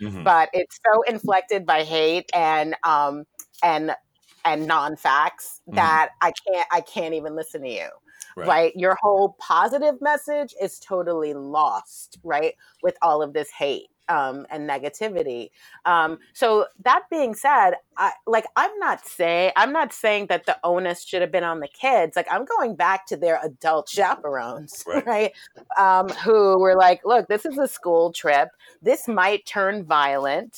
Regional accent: New York City, New York, United States; growing up in Brooklyn

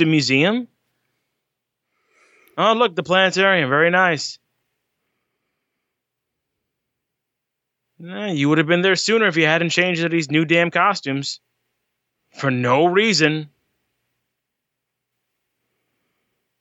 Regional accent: Florida, United States; we're from Florida

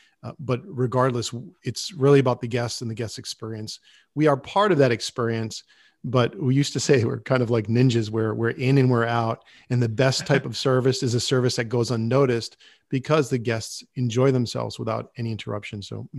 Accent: Rhode Island, United States; now in New York, United States; When I first moved to New York, I had a job and I had gotten laid off. And being in New York, I'm from Rhode Island. I did not want to go back to Rhode Island.

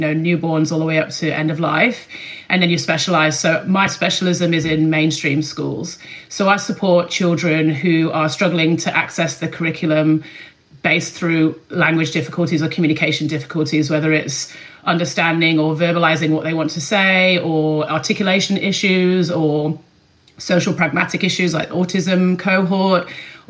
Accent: Sheffield, Yorkshire and the Humber, United Kingdom; moved away as an adult; now in Melbourne, Australia; I am from Sheffield, just the other side of the Pennines from you. And I grew up in England

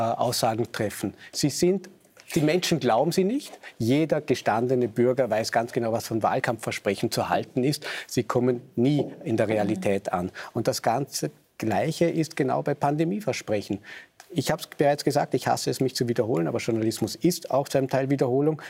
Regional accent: Vorarlberg, Austria; ich bin Vorarlberger

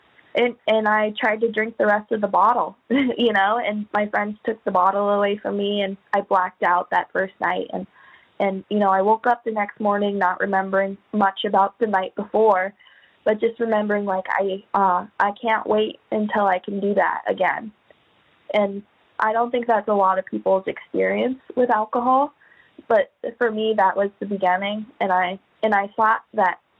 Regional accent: Anchorage, Alaska, United States; I'm from Anchorage, Alaska, born in Anchorage.

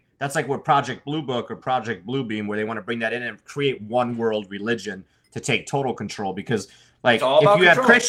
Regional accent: Germany; moved away; I was raised in Germany

